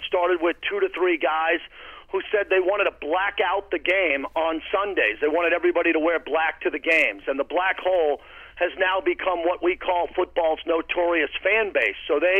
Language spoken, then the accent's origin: English; Massapequa, New York, United States; moved away; I went to Farmingdale High School. I'm from Massapequa. I went to Geneseo State University in upstate New York, and I grew up 15 minutes from Hofstra and about 25 minutes to 30 minutes from the old Shea Stadium